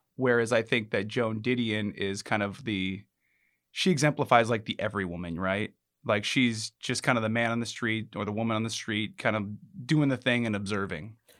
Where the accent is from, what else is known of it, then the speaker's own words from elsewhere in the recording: Alaska, United States; I'm from Alaska